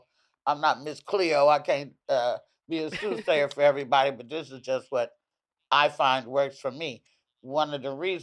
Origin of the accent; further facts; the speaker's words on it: the South, United States; now in East Coast, United States; I'm from the South